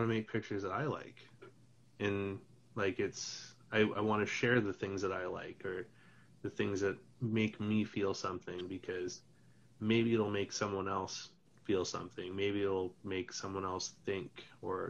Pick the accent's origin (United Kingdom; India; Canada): Canada; Kimberley, British Columbia; where I grew up in Kimberley